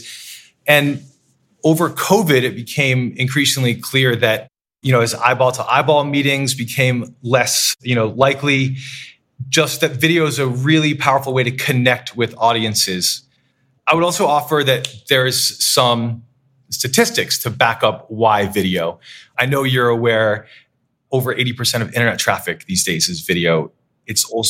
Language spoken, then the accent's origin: English; Waterville, Maine, United States; moved away as an adult; also born or lived in Worcester, Massachusetts / Providence, Rhode Island / London; my hometown of Waterville, Maine.